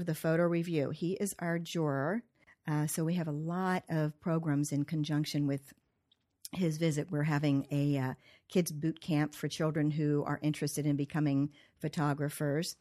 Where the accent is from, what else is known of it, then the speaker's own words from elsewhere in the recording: Cumberland, Maryland, United States; also born or lived in Columbia, Maryland; I was born in Cumberland, Maryland. I went to Lavelle School, which is long gone, and, uh, grew up here